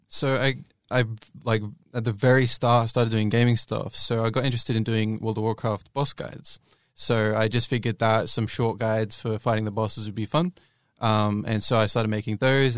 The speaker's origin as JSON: {"language": "English", "country": "Australia", "said": "I'm an Australian"}